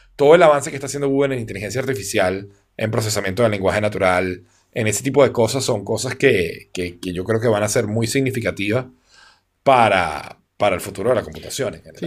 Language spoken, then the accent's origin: Spanish; Venezuela; como buen venezolano